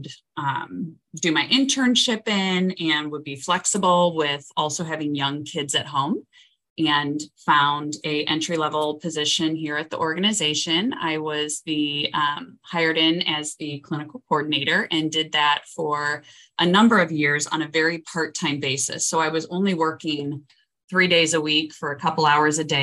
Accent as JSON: {"language": "English", "town": "St. Louis", "region": "Missouri", "country": "United States", "tie": "born or raised there", "said": "I was born and raised in St. Louis, grew up in St. Louis Hills"}